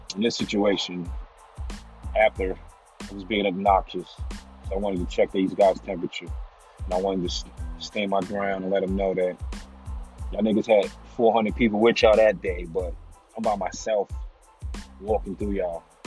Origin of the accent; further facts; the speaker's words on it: New York City, New York, United States; moved away as an adult; Even though I was from New York, I was from Staten Island